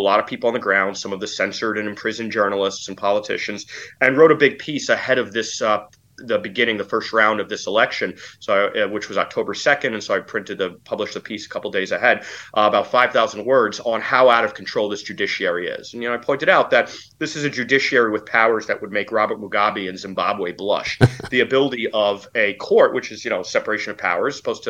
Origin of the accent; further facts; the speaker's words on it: Poland; I come from Poland and Central Europe, where the post-communist apparatuses are still very strong